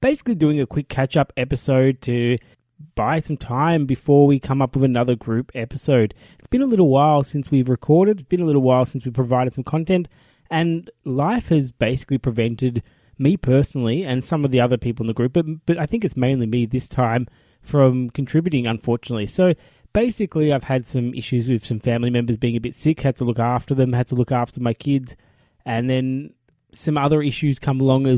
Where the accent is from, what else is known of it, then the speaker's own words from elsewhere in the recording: Australia; as an Australian group